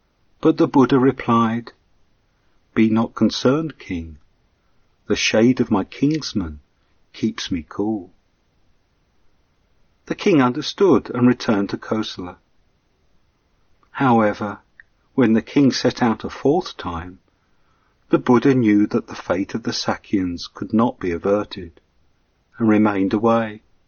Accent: England, United Kingdom; But then I'm an Englishman with that sense of fair play too.

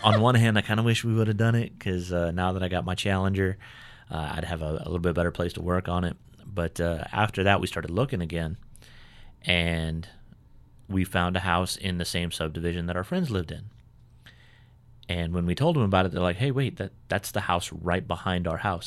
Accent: California, United States; moved away as an adult; also born or lived in Pennsylvania / Germany / South Carolina; now in Cabarrus County, North Carolina, United States; I was born in, born and raised in California

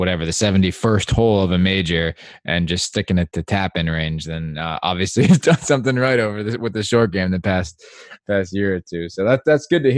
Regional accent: Connecticut, United States; now in Los Angeles, United States; I grew up in Connecticut

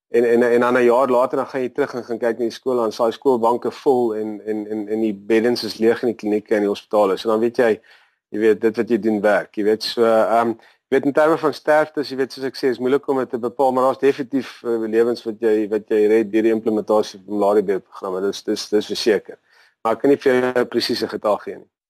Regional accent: Natal Midlands, between New Hanover and Greytown, KwaZulu-Natal, South Africa; now in Durban, South Africa; ek het groot geword in die Natal Middelland op 'n plaas tussen um, New Hanover en Greytown

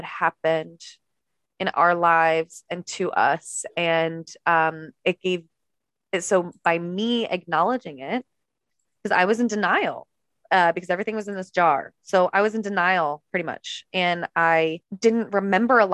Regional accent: East Coast, United States; now in California, United States; I'm from the East Coast, but I live in California now.

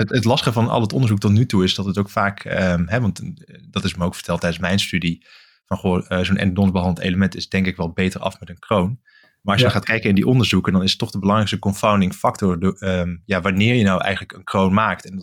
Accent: Limburg, Netherlands; now in Groningen, Netherlands; Ik ben eigenlijk na mijn studie blijven hangen eh, in Groningen. Ik kom oorspronkelijk uit Limburg, dus ik ben ook een beetje uit de route geraakt.

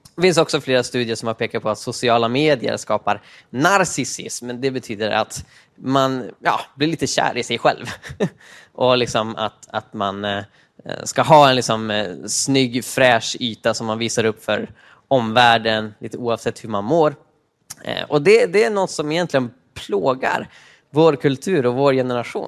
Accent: Uppsala, Uppsala County, Sweden; Jag kommer från eh, Sveriges Rom, Uppsala i öst

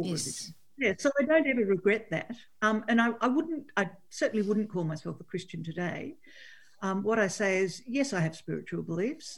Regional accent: Coffs Harbour, New South Wales, Australia; I grew up in Coffs Harbour on the north coast of New South Wales

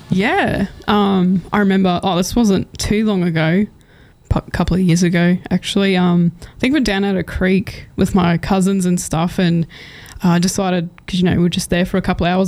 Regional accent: Cunnamulla, Queensland, Australia; moved away; I'm actually originally from Cunnamulla, a small town in southwest Queensland

